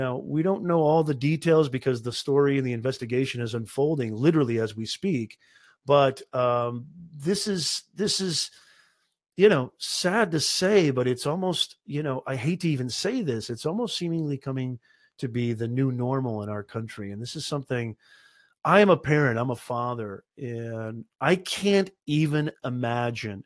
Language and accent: English; United States; Ross and I, born and raised in the United States